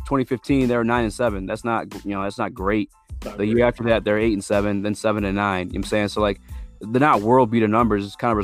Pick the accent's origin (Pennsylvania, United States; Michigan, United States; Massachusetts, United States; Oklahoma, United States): Michigan, United States; Detroit; I'm from Detroit, and that's like that's a thing too.